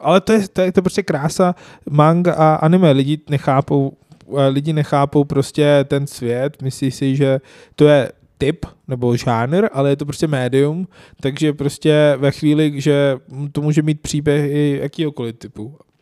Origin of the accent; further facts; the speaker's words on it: Lahore, Punjab, Pakistan; Czech is a second language; now in Czech Republic; v Lahoru, v mém rodném městě